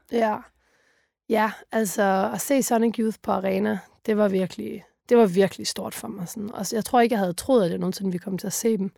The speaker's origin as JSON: {"language": "Danish", "area": "Funen", "region": "Southern Denmark", "country": "Denmark", "said": "vi kom fra Fyn"}